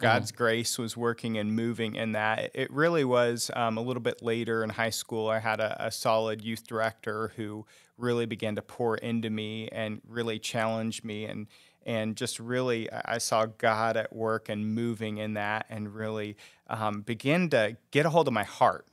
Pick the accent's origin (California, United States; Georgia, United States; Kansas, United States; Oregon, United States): Kansas, United States; Rose Hill; I grew up in, uh, actually Rose Hill, um, is the town I grew up